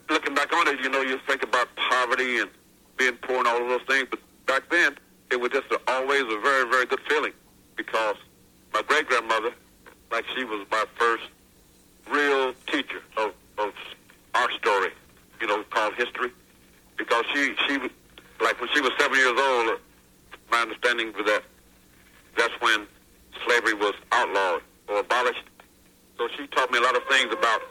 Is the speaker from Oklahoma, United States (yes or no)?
yes; McAlester, Oklahoma, United States; moved away; also born or lived in North Carolina; growing up in McAllister, Oklahoma, and I was born in 1946.